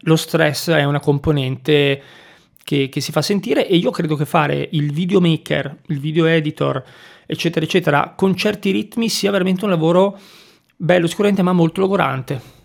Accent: Liguria, Italy; moved away as an adult; also born or lived in Milan; sono partito dal mio paesino della Liguria, sono andato su a Milano e, e lì sono rimasto

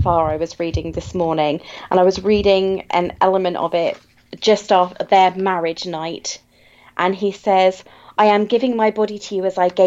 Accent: United Kingdom; I'm British

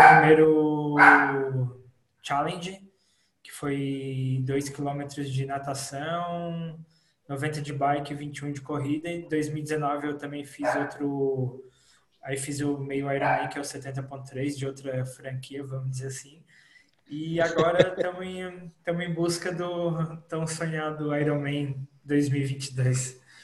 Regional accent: Imbituba, Santa Catarina, Brazil; Eu como sou de Imbituba

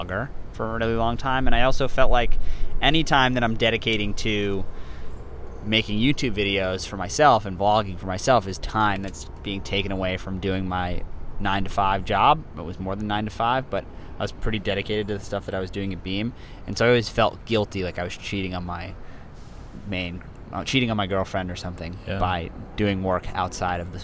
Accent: New York City, New York, United States; growing up in New York City

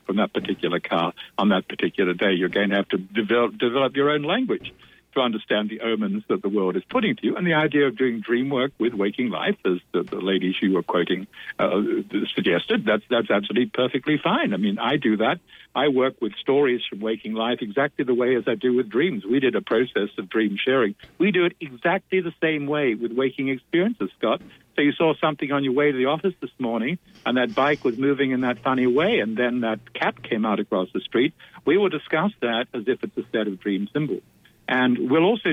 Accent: Australia; In my native Australia

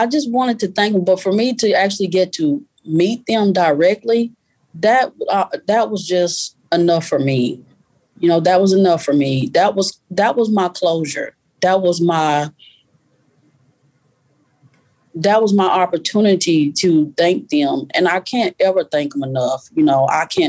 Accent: Arkansas, United States; now in Texas, United States; Arkansas, I was born and raised in Arkansas. Texas, I currently live.

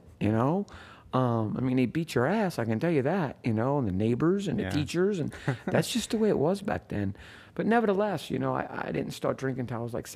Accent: New Orleans, Louisiana, United States; I grew up down in New Orleans in the city

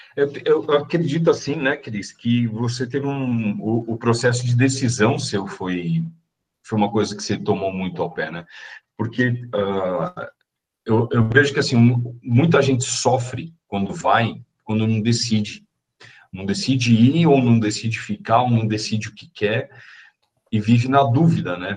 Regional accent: São Paulo, Brazil; eu sou de São Paulo

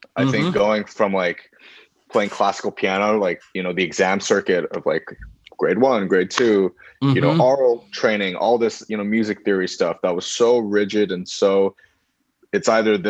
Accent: Beijing, China; moved away as an adult; now in United States; so I grew up in Beijing for most of my life. That's where I went to school and everything.

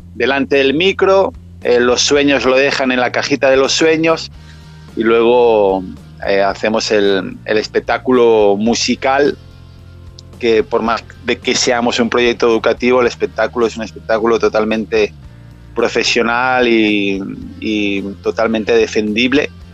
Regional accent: Catalonia, Spain; moved away as an adult; yo en mi país hacía de esto

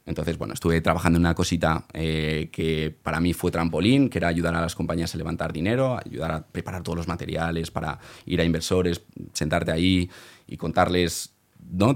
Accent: Valencia, Valencian Community, Spain; valenciano, eh, nací allí

